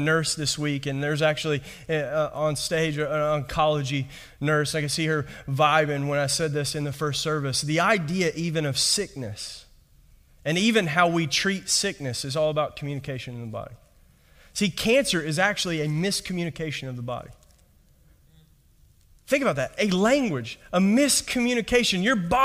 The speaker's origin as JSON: {"language": "English", "region": "Kentucky", "country": "United States", "tie": "born or raised there", "moved": "yes", "said": "just from my accent, I'm not from around here. All right. I was raised in Kentucky"}